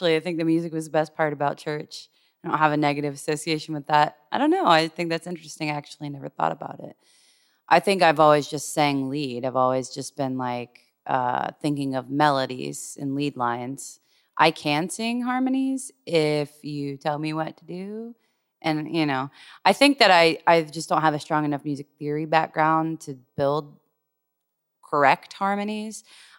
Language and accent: English; Jacksonville, Florida, United States; So musically, I grew up in church in Jacksonville, basically.